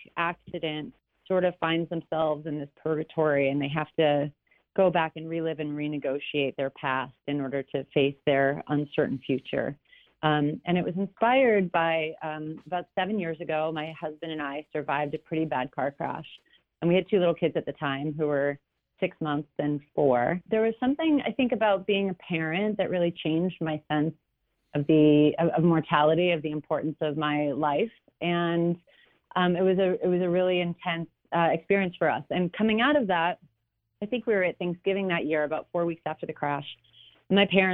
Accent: Long Island, south of Wellwood, New York, United States; now in California, United States; I grew up, south of Wellwood, and my mom is from Lindenhurst originally

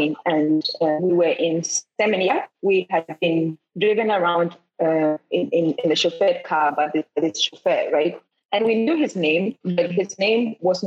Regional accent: Ghana; I'm from Ghana

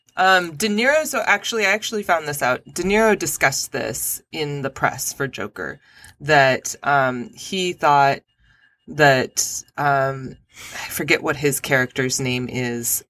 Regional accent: Albuquerque, New Mexico, United States; I'm from Albuquerque.

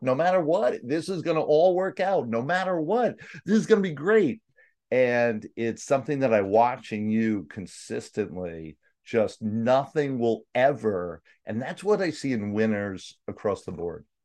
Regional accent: New York City, New York, United States; New York, Staten Island

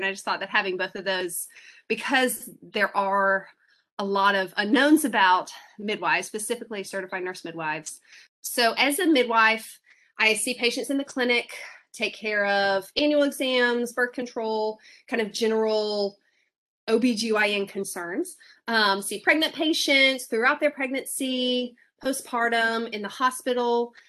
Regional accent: Atlanta, Georgia, United States; also born or lived in Washington, D.C.; I'm from Atlanta. I worked as a labor and delivery nurse, and then I moved up to DC to go to Georgetown to get my midwifery degree.

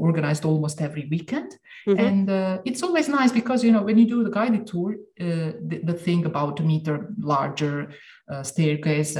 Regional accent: Dubrovnik, Dubrovnik-Neretva County, Croatia; moved away as an adult; now in Venice, Italy; I come from Dubrovnik in Croatia

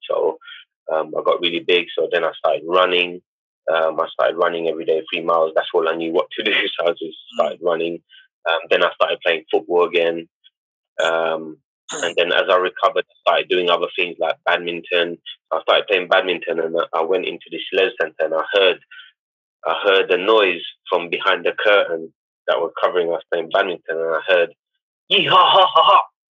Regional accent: London, United Kingdom; I grew up in East London

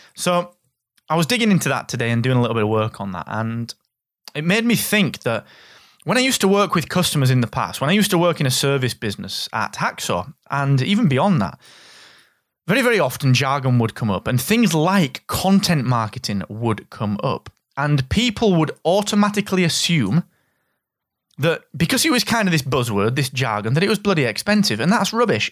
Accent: the north of England, United Kingdom; your favourite Northern English guy

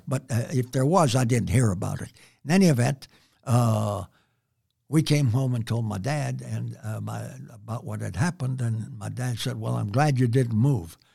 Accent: San Antonio, Texas, United States; I was born and raised here in San Antonio on what I called and have always called the near West Side

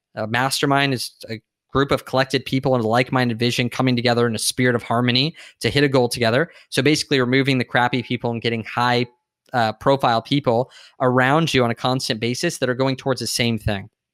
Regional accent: San Diego, California, United States; I grew up in San Diego

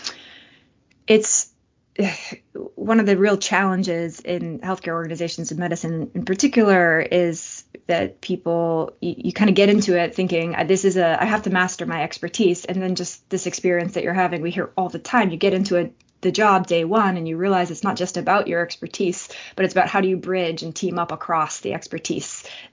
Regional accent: Boston, Massachusetts, United States; I am from Boston

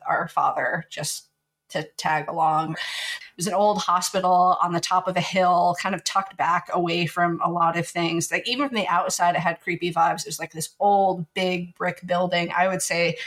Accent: the Ozarks, Missouri, United States; moved away as an adult; also born or lived in Oklahoma; now in Washington, United States; the area that Otto and I grew up in the Ozarks

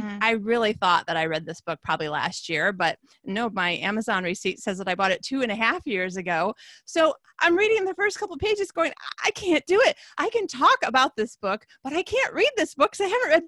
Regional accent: Michigan, United States; now in Sweden; Ohio girl, Michigan girl.

